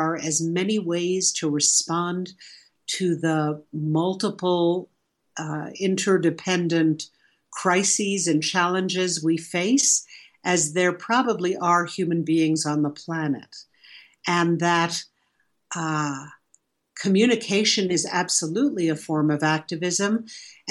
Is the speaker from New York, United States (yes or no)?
yes; New York City, New York, United States; I grew up in New York City